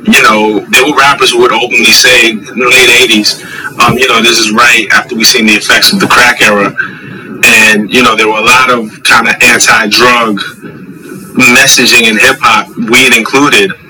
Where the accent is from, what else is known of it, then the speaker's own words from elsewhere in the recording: New York City, New York, United States; at least growing up in New York City.